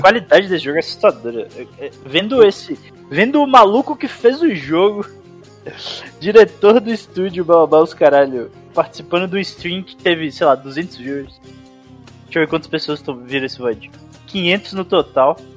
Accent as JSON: {"language": "Portuguese", "town": "Montes Claros", "region": "Minas Gerais", "country": "Brazil", "said": "Sou de Montes Claros."}